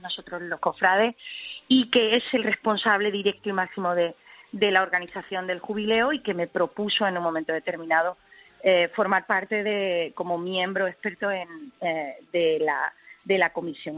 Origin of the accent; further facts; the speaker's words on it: Málaga, Andalusia, Spain; a la Pollinica de Málaga y efectivamente ha sido un legado familiar bueno, desde chica